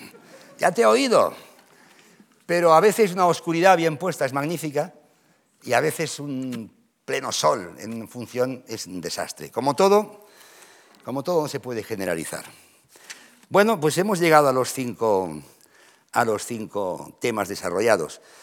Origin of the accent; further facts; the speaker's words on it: Catalonia, Spain; yo soy catalán